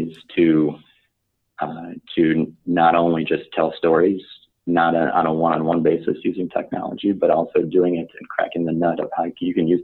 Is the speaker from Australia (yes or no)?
no; Chicago, Illinois, United States; I grew up in Chicago